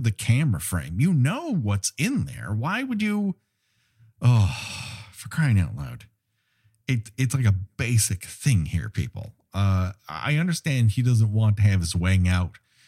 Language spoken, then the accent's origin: English; Los Angeles, California, United States; my hometown here in Los Angeles